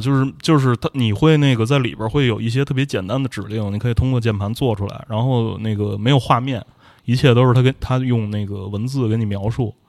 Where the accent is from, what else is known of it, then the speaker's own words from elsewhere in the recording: Tianjin, China; 我天津人嘛